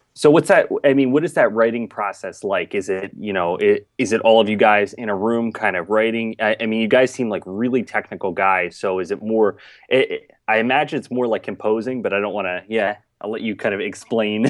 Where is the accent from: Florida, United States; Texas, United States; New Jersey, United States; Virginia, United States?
New Jersey, United States; Mullica Hill; I grew up in, in South Jersey, Mullica Hill area